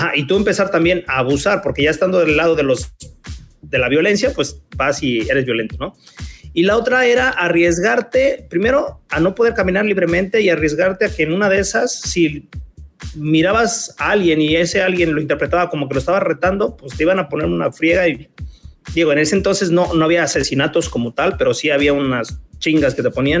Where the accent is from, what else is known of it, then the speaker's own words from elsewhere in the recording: Puebla, Mexico; now in Puerto Vallarta, Mexico; yo me acuerdo donde yo crecí, yo soy de Puebla y donde yo crecí eran barrios en ese entonces.